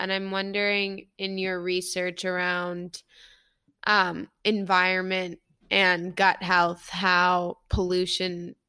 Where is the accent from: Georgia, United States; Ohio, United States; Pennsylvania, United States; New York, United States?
New York, United States; New York City; Growing up in New York City